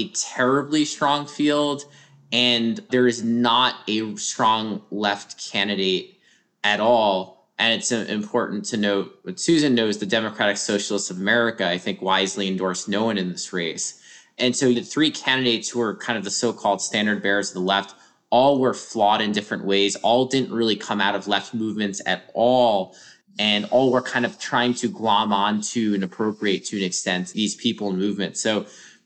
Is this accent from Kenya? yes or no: no; New York City, New York, United States; I grew up in New York City, grew up in Brooklyn, still live there